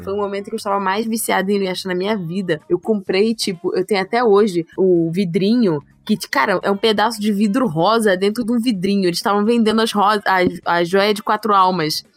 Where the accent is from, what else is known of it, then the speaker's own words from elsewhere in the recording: Rio de Janeiro, Brazil; Sou carioca